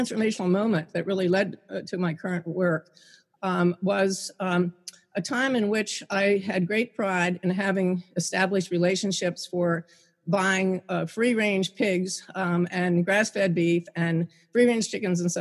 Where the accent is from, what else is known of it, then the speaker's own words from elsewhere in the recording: Pennsylvania, United States; I'm in the Pocono Mountains in my home state of Pennsylvania